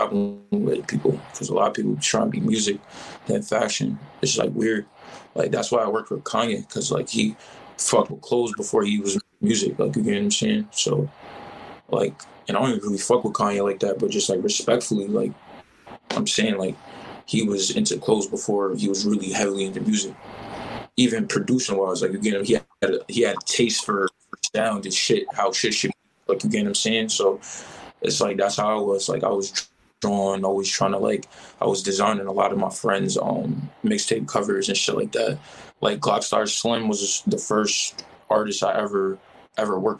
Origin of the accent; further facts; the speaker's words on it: Albany, New York, United States; also born or lived in Washington Heights, New York City; I'm from upstate. Like, I grew up here